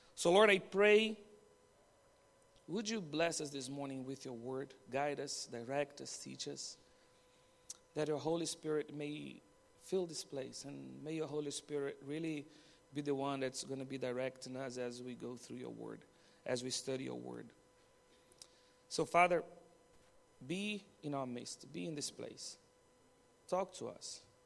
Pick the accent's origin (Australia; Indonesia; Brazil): Brazil; moved away as an adult; now in Bahrain; from Brazil, and I'm married to Danny, also from Brazil